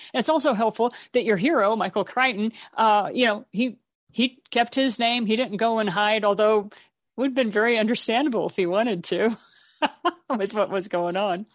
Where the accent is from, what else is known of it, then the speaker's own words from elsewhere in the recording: Japan; I was raised in Japan